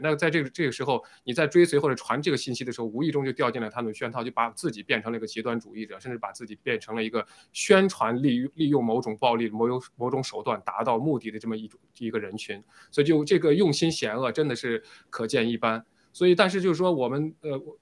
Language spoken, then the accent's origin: Chinese; China; 我们中国人